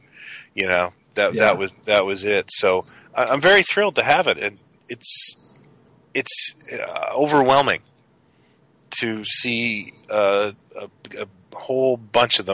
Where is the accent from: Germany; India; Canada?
Canada; I am Canadian